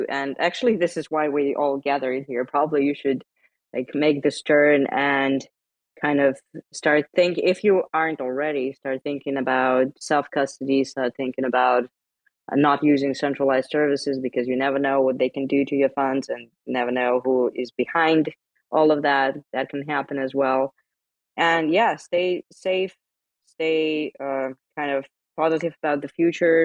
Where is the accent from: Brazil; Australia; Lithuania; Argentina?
Lithuania; I'm from Baltic states. I'm from Lithuania